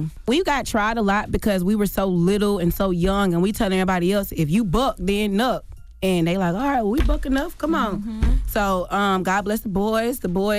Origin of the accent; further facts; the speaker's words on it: Ellenwood, Georgia, United States; so we're from Ellenwood, but they changed the school districts in high school.